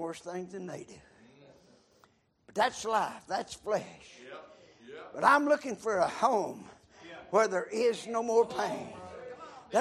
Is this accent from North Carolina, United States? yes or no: yes; McDowell County, North Carolina, United States; I was born in McDowell County